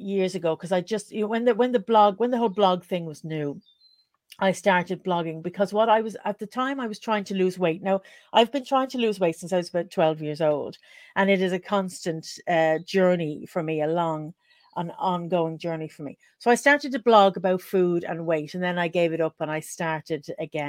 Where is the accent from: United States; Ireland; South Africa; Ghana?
Ireland; Dublin, Leinster; now in South Wales, United Kingdom; as you can hear from the accent, I'm from Dublin in Ireland